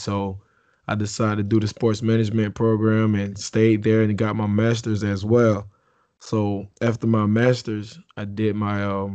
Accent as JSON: {"language": "English", "town": "Belle Glade", "region": "Florida", "country": "United States", "tie": "born or raised there", "also_born_or_lived": "Haiti", "said": "I was born in Haiti, and we moved over, came down to South Florida and lived in Belgrade. So I'm from the muck."}